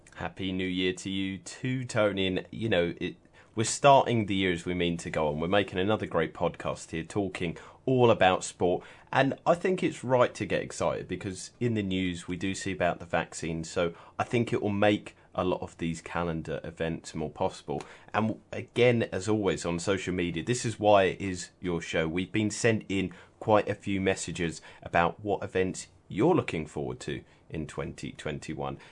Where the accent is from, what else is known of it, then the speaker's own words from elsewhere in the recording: United Kingdom; I'm British